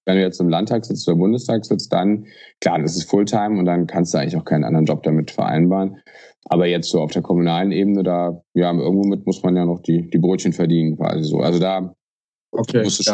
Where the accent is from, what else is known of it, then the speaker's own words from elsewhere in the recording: Aachen, North Rhine-Westphalia, Germany; ich bin äh, aus Aachen